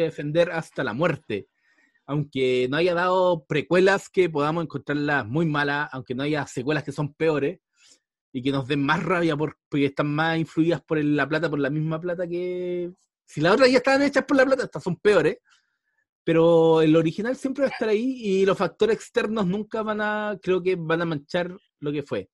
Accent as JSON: {"language": "Spanish", "country": "Chile", "said": "uno, chileno, marcado generalmente por la Iglesia Católica o, y por todo lo que nos marca generalmente este país"}